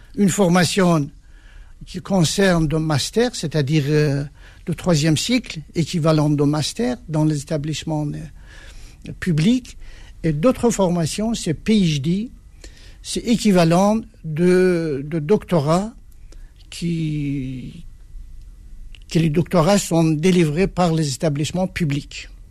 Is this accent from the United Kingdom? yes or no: no; Iran; moved away as an adult; now in France; le moment que j'ai quitté l'Iran